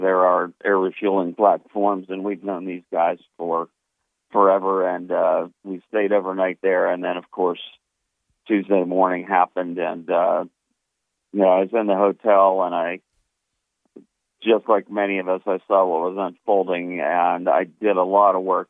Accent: Pittsburgh, Pennsylvania, United States; I grew up in Pittsburgh. I was the youngest of seven.

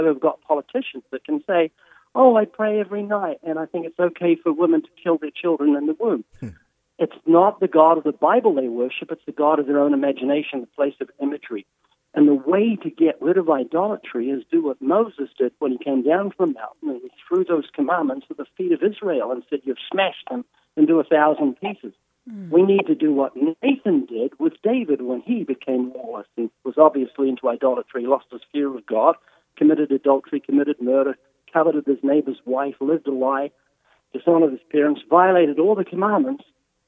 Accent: Australia; accent: deep southern accent from down under; He's got his southern accent, and I've got my deep southern accent from down under

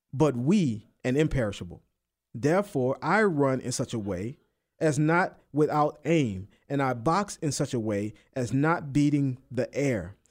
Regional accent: New Orleans, Louisiana, United States; moved away; I'm from New Orleans

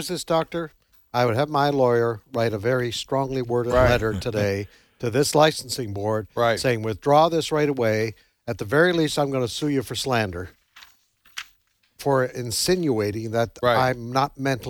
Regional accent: Canada; moved away; my home country in Canada.

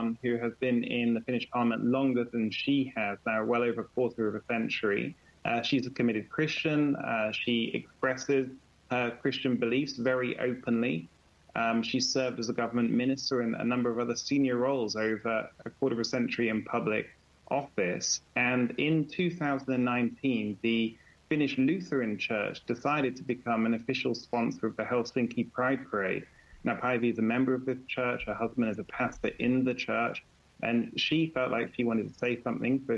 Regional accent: United Kingdom; I'm a British lawyer

